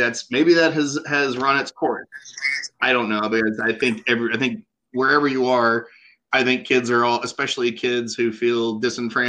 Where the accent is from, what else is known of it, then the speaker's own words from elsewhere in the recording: Oklahoma, United States; moved away; we are both originally from Oklahoma